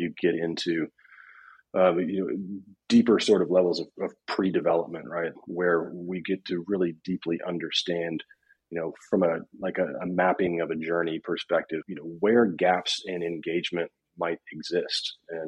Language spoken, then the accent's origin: English; Upper East Tennessee, United States; And also did grow up on a cattle farm and raised cattle in my younger years. Yeah, I was born and raised in Upper East Tennessee.